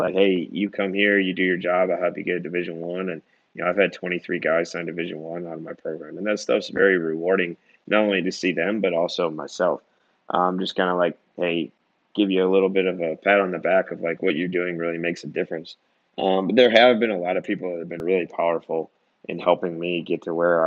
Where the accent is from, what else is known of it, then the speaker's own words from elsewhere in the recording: Wisconsin, United States; moved away as an adult; also born or lived in Illinois (outside Chicago) / Minnesota; now in Mississippi, United States; I grew up in Illinois and like outside Chicago. So I was about third grade, and then we moved to Wisconsin